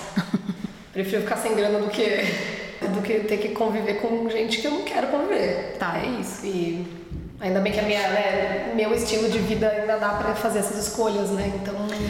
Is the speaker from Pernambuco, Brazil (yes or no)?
no; São Paulo, Brazil; moved away as an adult; now in Berlin, Germany; eu nasci e cresci em São Paulo